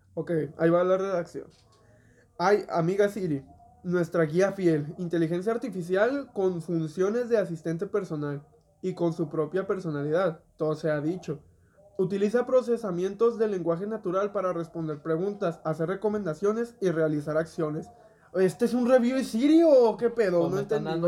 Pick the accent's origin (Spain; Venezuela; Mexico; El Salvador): Mexico; nosotros que somos mexicanos